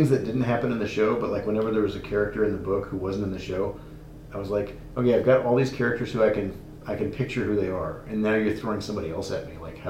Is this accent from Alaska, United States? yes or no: yes; Alaska, United States; born there; I was born in Alaska.